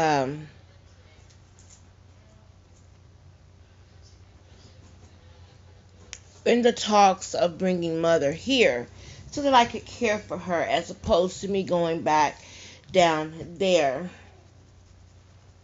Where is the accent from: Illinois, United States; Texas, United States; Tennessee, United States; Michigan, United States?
Texas, United States; Teague; moved away; I was back at my hometown, and we were burying my mom, Moore's Angelic Funeral Home in Teague, Texas.